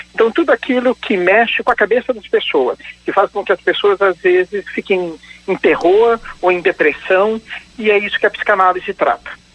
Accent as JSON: {"language": "Portuguese", "town": "Indaiatuba", "region": "São Paulo", "country": "Brazil", "moved": "as an adult", "lives_now": "Londrina, Brazil", "said": "Agora já moro 17 anos em Londrina, e, mas eu sou original de Indaiatuba, no estado de São Paulo."}